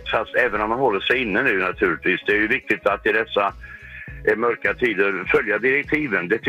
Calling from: Västra Götaland, Sweden; Eh, eh, söderut snarare. Jag är inte långt från Göteborg. Eh, men ett stycke neråt.

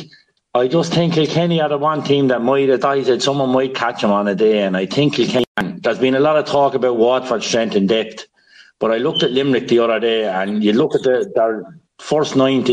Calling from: Watford, East of England, United Kingdom; We're calling in from Watford.

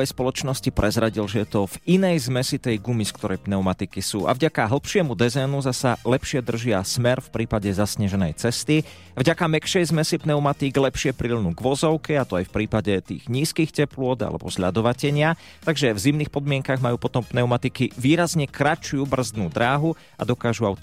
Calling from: Poprad, Prešov Region, Slovakia

